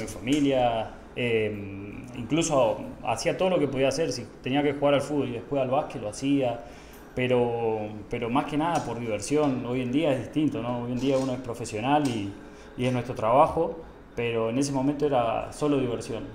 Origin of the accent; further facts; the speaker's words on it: Puerto Iguazú, Misiones, Argentina; moved away as an adult; now in Guatemala; me crié en, en Puerto Iguazú Misiones